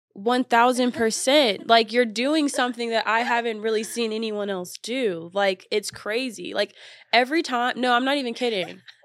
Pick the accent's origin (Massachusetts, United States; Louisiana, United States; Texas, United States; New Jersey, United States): Texas, United States; I'm from Texas